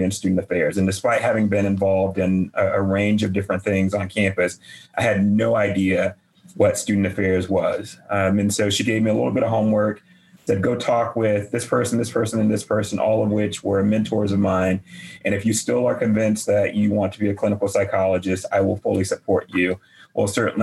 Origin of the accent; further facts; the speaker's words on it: rural North Carolina, United States; moved away; I grew up in North Carolina, rural North Carolina in particular, about 40 miles southeast of Charlotte, right on the South Carolina border.